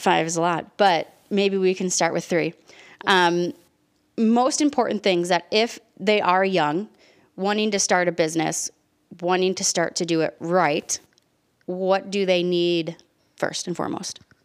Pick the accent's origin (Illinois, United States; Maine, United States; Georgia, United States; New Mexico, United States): Illinois, United States; Chicago; we're from Chicago, and when we get heated and we have conversations, we talk loud